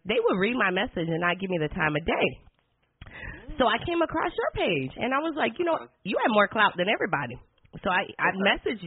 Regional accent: Detroit, Michigan, United States; I'm from Detroit.

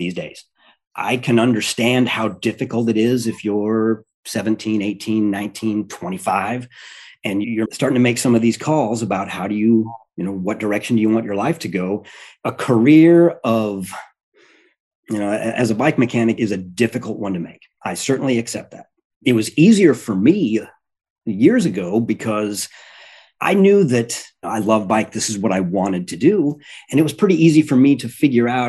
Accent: Kansas, United States; also born or lived in Albany; now in Milwaukee, United States; I grew up in Kansas

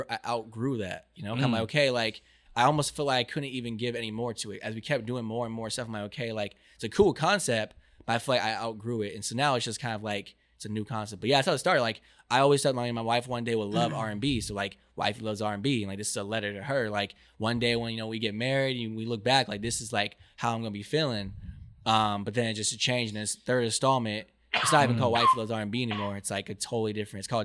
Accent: Irvine, California, United States; also born or lived in Honolulu, Hawaii; I was raised in the juice, you know, call it the vine, Irvine, the bubble

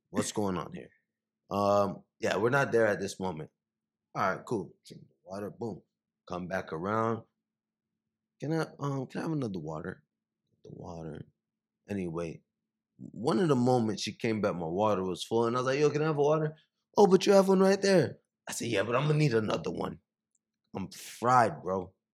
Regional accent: Miami, Florida, United States; moved away as an adult; also born or lived in Haiti / New York; now in Los Angeles, United States; I grew up in Miami, in the Miami area.

